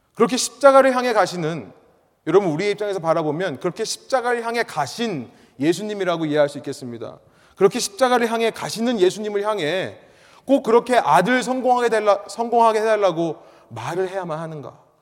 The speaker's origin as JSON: {"language": "Korean", "country": "South Korea", "first_language": "Korean", "moved": "yes", "lives_now": "United States", "said": "나는 한국말이 편하고 나는 한국 사람인데 내가 어쩌다가 미국에 오게 됐을까"}